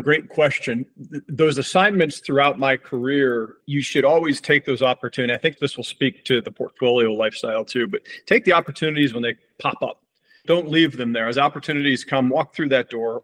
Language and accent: English; Lake Placid, New York, United States; Born and raised in Lake Placid, New York